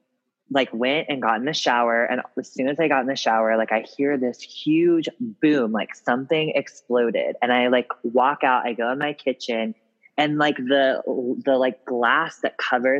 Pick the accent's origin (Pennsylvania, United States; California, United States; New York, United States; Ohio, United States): Ohio, United States; Ripley; also born or lived in Cincinnati, Ohio; I'm from a little town called Ripley, Ohio, which is like actually a really historical town